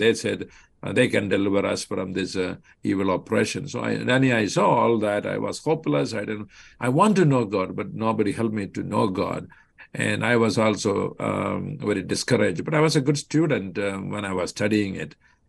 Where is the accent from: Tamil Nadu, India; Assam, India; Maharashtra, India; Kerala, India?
Kerala, India; Kollam; moved away as an adult; now in Chicago area, United States; I grew up in the state of Kerala, in the district or the county of Kollam, and a family of 8 children. I was born as the firstborn.